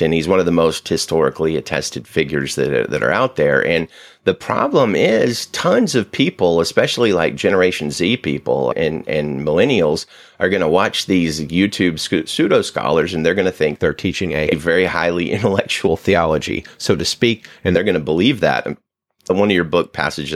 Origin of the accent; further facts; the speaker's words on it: the South, United States; growing up in the South, people don't talk about doubts a lot